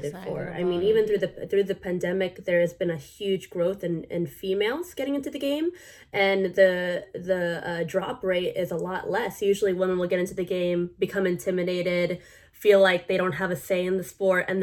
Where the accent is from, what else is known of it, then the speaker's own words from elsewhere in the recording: United States; I'm full Filipino, but born in America